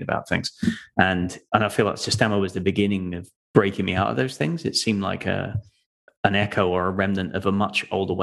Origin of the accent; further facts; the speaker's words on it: Folkestone, South East England, United Kingdom; also born or lived in London; now in North Carolina, United States; I'm originally from the UK, from the southeast, down near southeast of London, where the Channel Tunnel is, if you know where that is, across to France. That was my hometown, Folkestone.